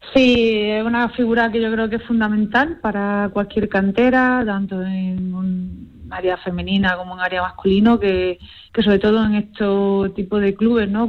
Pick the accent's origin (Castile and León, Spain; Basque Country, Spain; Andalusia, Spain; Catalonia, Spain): Andalusia, Spain; Málaga; moved away as an adult; also born or lived in Canada / United States; now in Huesca, Spain; vengo del sur. Yo, a ver, soy malagueña